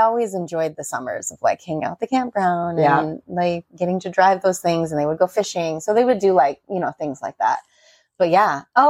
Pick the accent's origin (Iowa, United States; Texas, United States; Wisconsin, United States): Iowa, United States; So we're from Iowa